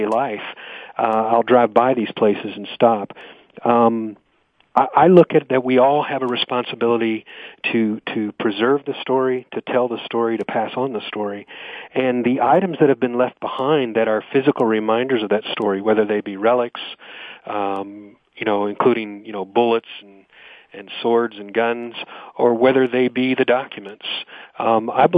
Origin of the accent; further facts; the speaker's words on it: Louisville, Kentucky, United States; moved away as an adult; now in Franklin, United States; I'm originally from the Louisville, Kentucky area, and we moved here about 10 years ago